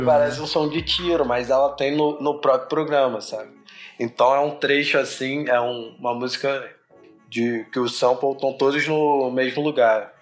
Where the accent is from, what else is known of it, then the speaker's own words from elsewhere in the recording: Rio de Janeiro, Brazil; sou da Rocinha, né? Sou da Zona Sul